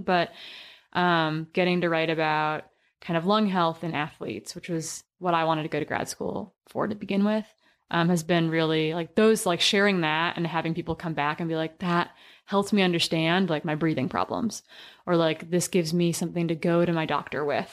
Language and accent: English; Wisconsin, United States; I grew up in the Midwest and we were kind of required to do three sports growing up, but kept us out of trouble in Wisconsin in the small town